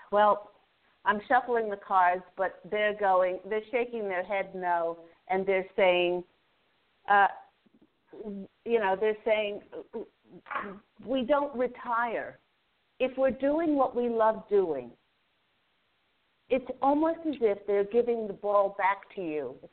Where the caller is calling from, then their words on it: Maryland, United States; From Maryland.